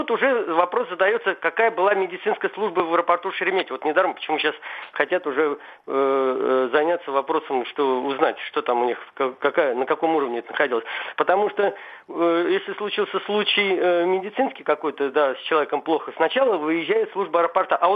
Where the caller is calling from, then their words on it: Moscow, Russia; я из Москвы, я звоню вам.